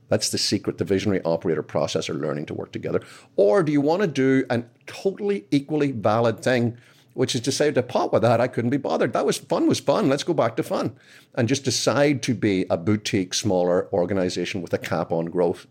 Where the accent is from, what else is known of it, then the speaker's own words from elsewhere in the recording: Belfast, Northern Ireland, United Kingdom; moved away as an adult; now in United States; I'm from Belfast originally. I moved here twenty years ago